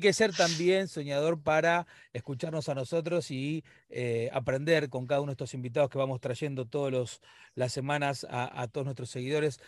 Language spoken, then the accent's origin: Spanish; Argentina; nosotros los argentinos